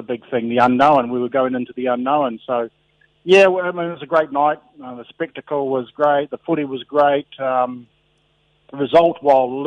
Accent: Auckland, New Zealand; moved away as an adult; also born or lived in England; I was brought up in Otara, again in South Auckland

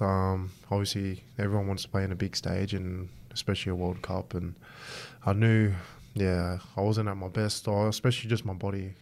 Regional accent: Australia; I'm Aussie first and, you know, I'm proud of my Samoan heritage

